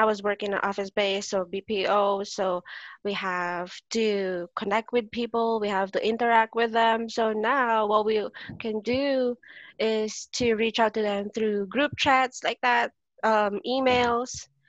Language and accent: English; Philippines; first language Filipino; English is a second language; besides our own language. Yep. Filipino.